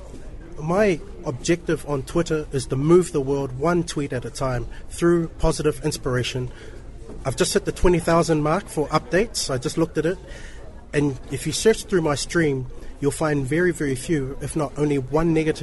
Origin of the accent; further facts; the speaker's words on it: New Zealand; Grew up in New Zealand, born and raised in New Zealand